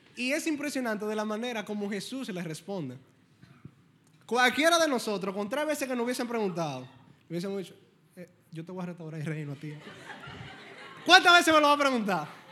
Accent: Dominican Republic; Primero yo soy cristiano y luego yo soy dominicano

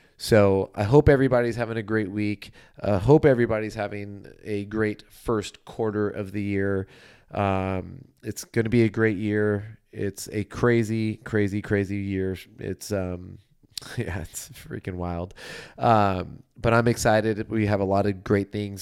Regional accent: Southern California, United States; I'm from Southern California

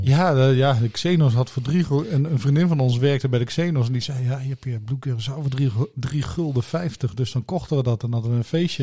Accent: Blerik, Limburg, Netherlands; born or raised there

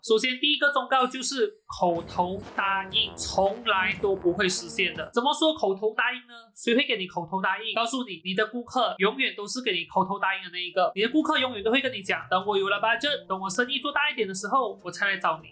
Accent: Malaysia; 我一个在马来西亚长大的小孩子

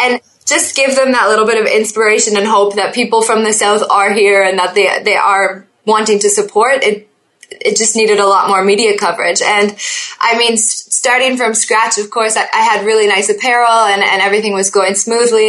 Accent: Oakville, Ontario, Canada; also born or lived in Niagara Falls / Toronto; I was born in Oakville, Ontario

